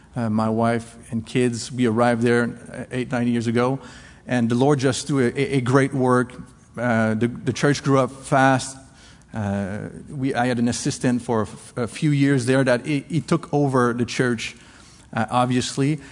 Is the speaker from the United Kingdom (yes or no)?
no; Canada; English is a second language; now in La Rochelle, France; I'm French Canadian